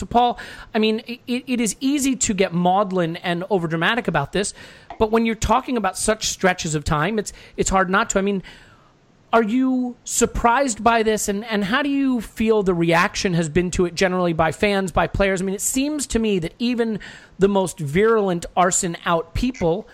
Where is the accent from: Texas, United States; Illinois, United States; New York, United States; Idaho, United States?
Illinois, United States; Chicago; I was born in Chicago, and as a result, I am a Chicago sports fan